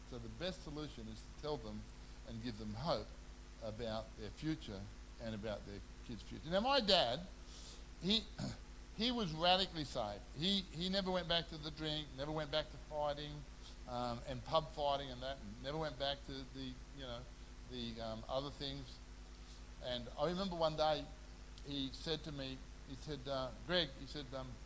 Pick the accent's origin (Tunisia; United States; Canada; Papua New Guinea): Papua New Guinea; I grew up in New Guinea.